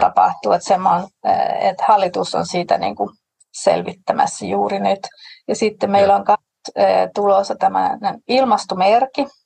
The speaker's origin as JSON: {"language": "Finnish", "country": "Denmark", "said": "olen tanskalainen"}